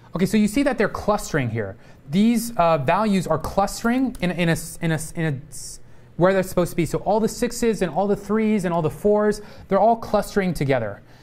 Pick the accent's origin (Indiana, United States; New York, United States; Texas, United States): Texas, United States; a lot of racism growing up in Texas